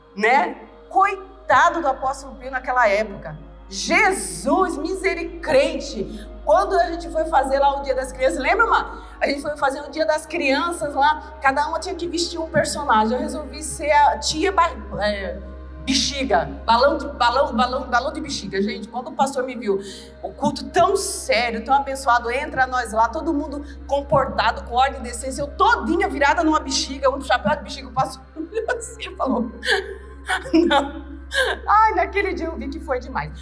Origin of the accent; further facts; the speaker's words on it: Recife, Pernambuco, Brazil; moved away; eu vim da favela de Recife. Eu saí dessa cidade, eu não tinha nem um segundo grau.